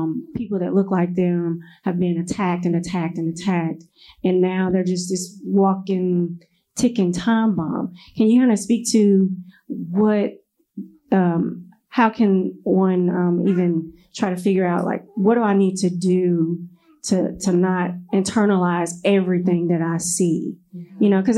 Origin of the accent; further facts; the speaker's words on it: Nashville, Tennessee, United States; now in Memphis, United States; And then I grew up in Nashville